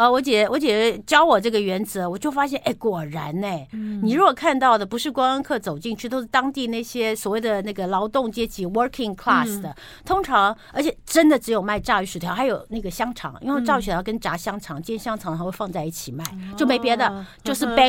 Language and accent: Chinese; Taiwan; cod 不是我们台湾人所谓的这个扁鳕或圆鳕